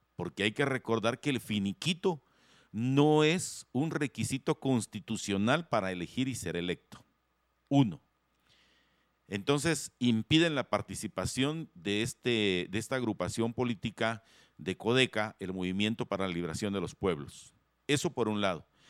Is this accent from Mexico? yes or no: no; Guatemala; como buenos guatemaltecos